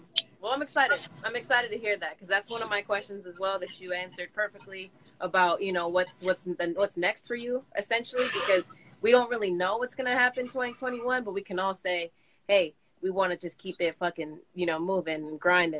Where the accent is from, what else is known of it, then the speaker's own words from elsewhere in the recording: the Bay Area, California, United States; I'm from the Bay as well